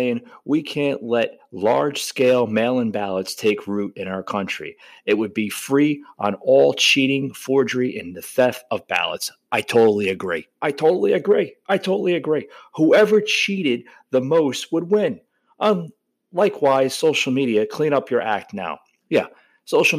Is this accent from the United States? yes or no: yes; New Jersey, United States; I was born and raised in New Jersey